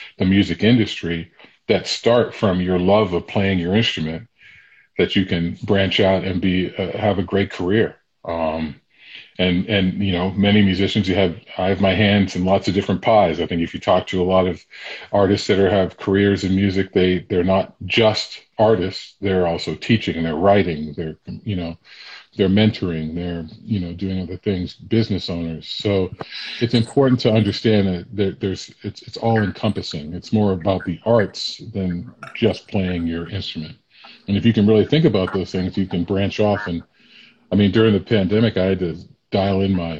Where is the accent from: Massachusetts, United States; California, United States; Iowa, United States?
Massachusetts, United States; Sharon; also born or lived in Boston, Massachusetts; I grew up in Sharon, Massachusetts.